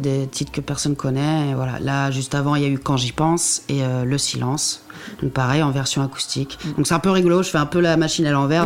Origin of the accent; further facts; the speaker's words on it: Normandy, France; au Havre, en plus, par chez moi en Normandie